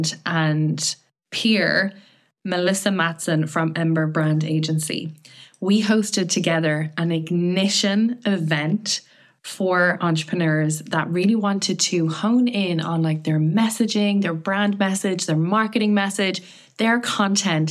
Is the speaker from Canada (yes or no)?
no; Ireland; I'm from Ireland